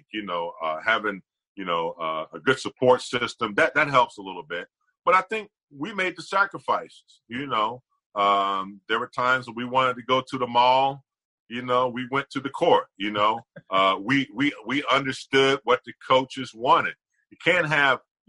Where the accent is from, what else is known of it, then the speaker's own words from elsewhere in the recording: Gastonia, North Carolina, United States; moved away as an adult; now in Los Angeles, United States; I grew up in a very small town. You know, I am from the South, country, dirt road, man